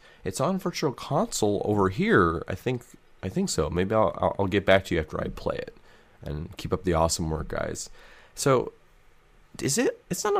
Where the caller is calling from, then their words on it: Sweden; English is a second language; I'm from Sweden. It didn't get released here back in the day